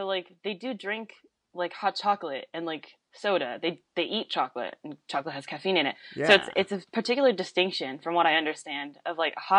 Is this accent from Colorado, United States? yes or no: yes; Superior, Colorado, United States; moved away as an adult; also born or lived in Jiangmen, China / Salt Lake City, Utah / Boulder, Colorado; now in Washington, D.C., United States; I grew up in a town called Superior, which is terrible.